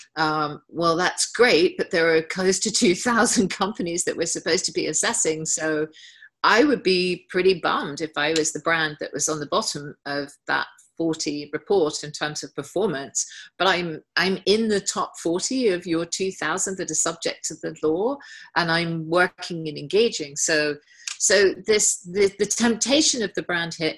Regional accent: England, United Kingdom; as an English person.

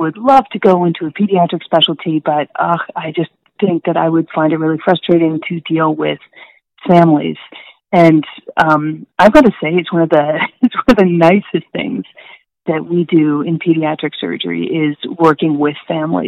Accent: St. Catharines, Ontario, Canada; moved away as an adult; also born or lived in New Haven, Connecticut / Halifax, Nova Scotia / Vancouver, British Columbia; I'm from St. Catharines, Ontario, so a relatively small-ish town that is across Lake Ontario from Toronto. I grew up there

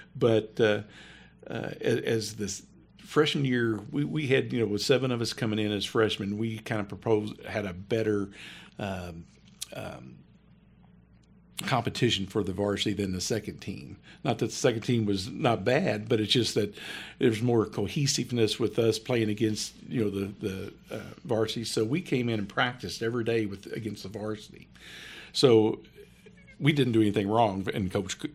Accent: New Albany, Indiana, United States; I grew up in New Albany, Indiana, right across from Louisville

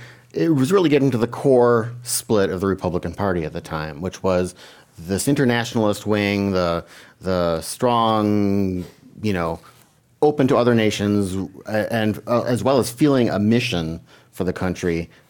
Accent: Wisconsin, United States; my home state of Wisconsin.

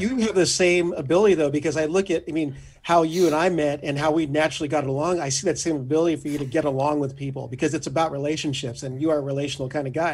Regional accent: Orange County, California, United States; Growing up in Orange County

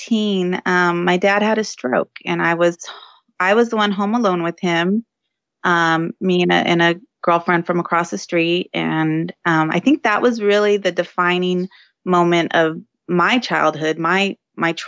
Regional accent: San Diego, California, United States; I am in San Diego, California, native San Diegan

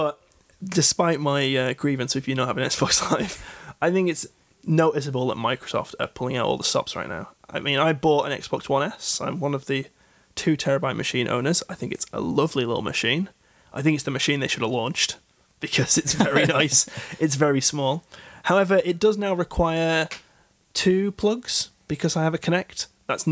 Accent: United Kingdom; I'm a British man

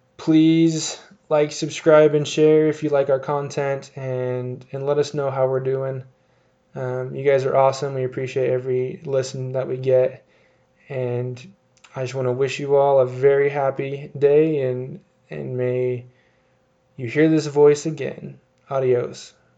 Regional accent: Utah, United States; here in my home state of Utah.

